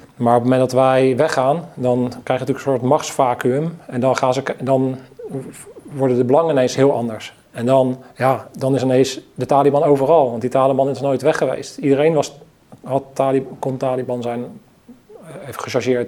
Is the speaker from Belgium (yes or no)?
no; Netherlands